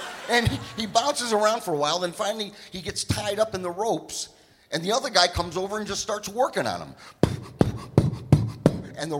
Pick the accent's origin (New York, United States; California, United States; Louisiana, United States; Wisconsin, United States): New York, United States; Syracuse; moved away as an adult; also born or lived in Baltimore; grew up in Syracuse, New York